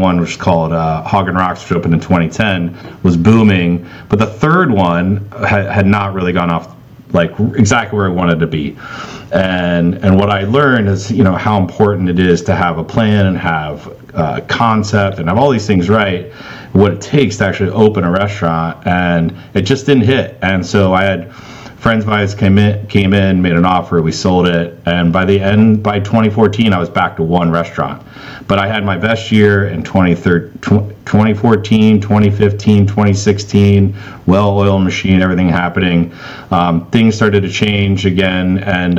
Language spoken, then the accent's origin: English; Cincinnati, Ohio, United States; moved away; also born or lived in Indiana; born and raised in Cincinnati